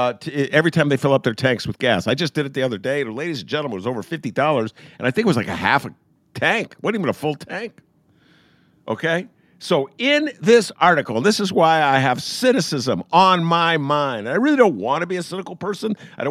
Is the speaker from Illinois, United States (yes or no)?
yes; Evanston, Illinois, United States; now in Chicago, United States; I grew up in Evanston, like the nicest, most middle-class suburb you could find.